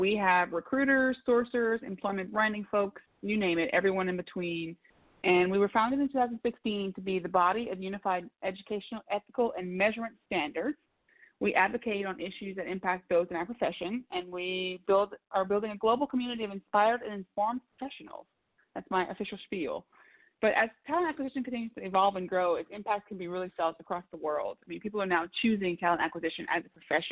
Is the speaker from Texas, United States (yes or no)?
no; Louisiana, United States; also born or lived in Raleigh, North Carolina; now in Washington, D.C., United States; I am originally from Louisiana